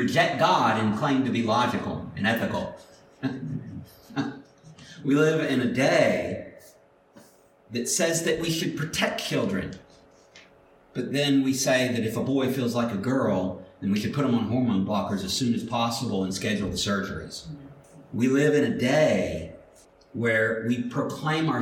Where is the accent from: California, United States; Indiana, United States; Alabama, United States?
Alabama, United States; Mobile; I grew up in Mobile